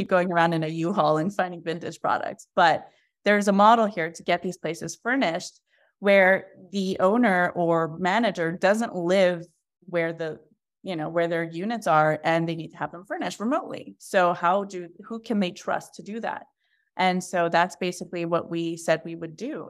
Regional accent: Montreal, Quebec, Canada; I'm from Montreal

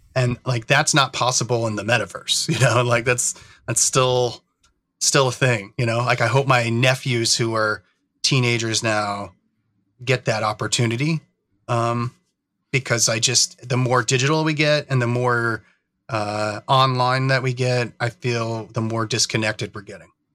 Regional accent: New York, United States; moved away as an adult; now in Oregon, United States; I grew up in New York, actually. Um, it's kind of more where, where I'm from, and I moved out to Oregon in, in two thousand and seven

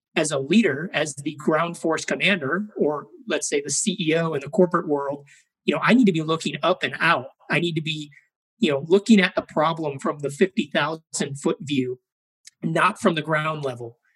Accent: Chicago, Illinois, United States; I grew up in Chicago, Illinois.

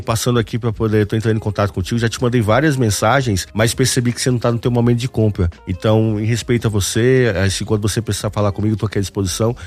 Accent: Northeast Region, Brazil; eu sou do Nordeste e lá não, não precisa estar agasalhado

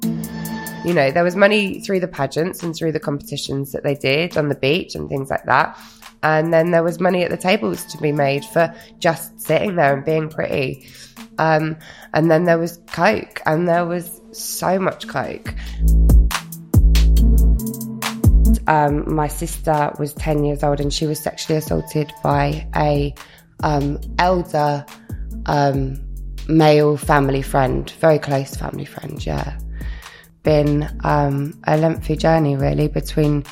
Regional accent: Bournemouth, South West England, United Kingdom; I'm from Bournemouth originally, yeah, South Coast

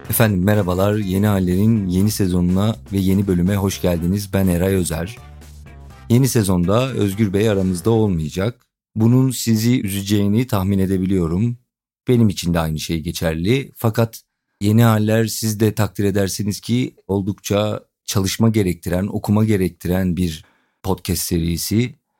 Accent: Edirne, Turkey; ben Edirne'li olduğumu

